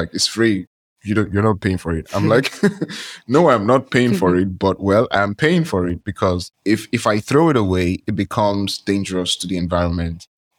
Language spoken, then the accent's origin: English; Nigeria; I'm from Nigeria.